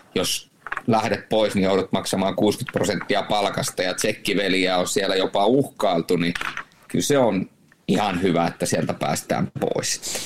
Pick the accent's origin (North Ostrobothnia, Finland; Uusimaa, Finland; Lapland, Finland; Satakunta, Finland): Lapland, Finland; Rovaniemi; also born or lived in Turku / Jyväskylä; now in Tampere, Finland; Mä oon, mä oon tamperelaistunut rovaniemeläinen